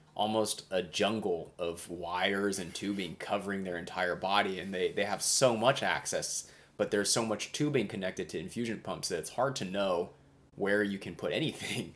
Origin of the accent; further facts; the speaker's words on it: Indiana, United States; moved away; I'm originally born and raised in Indiana